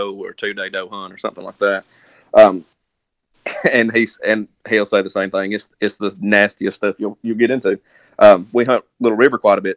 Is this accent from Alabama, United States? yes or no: yes; Northeast Alabama, United States; I grew up here in Northeast Alabama my whole life.